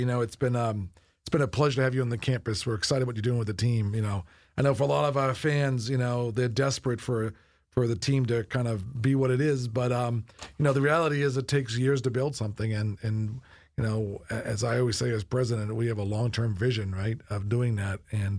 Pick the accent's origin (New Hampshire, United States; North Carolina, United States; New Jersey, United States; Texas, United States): New Hampshire, United States; Yeah. No, I'm from New Hampshire. I'm a New Hampshire kid, right, my whole life.